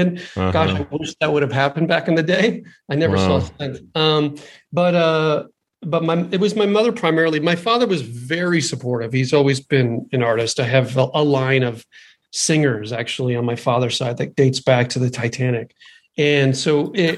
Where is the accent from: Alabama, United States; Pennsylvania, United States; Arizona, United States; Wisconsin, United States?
Pennsylvania, United States; Bethlehem; also born or lived in Riverside, California; We moved from Riverside when I was 4 years old, and I moved to Bethlehem, Pennsylvania